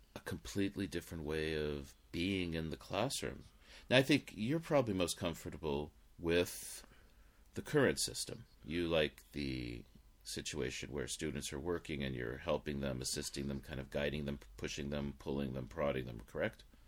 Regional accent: Los Angeles, California, United States; growing up in Los Angeles

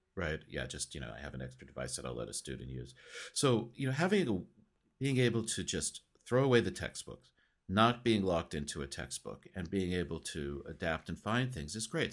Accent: United States; accent: American; students are always listening to my American accent

